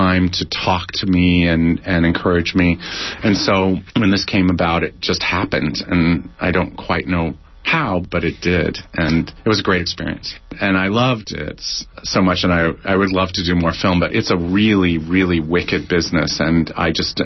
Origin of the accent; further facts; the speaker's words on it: Orange County, Southern California, United States; my mother's from Mississippi, okay. But I'm from Southern California